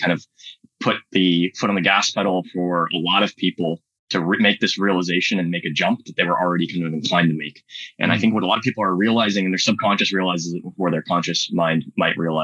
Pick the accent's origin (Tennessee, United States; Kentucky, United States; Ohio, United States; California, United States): California, United States; Silicon Valley; I grew up in Silicon Valley